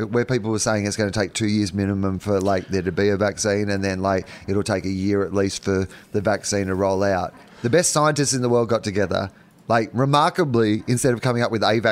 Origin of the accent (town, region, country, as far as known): Australia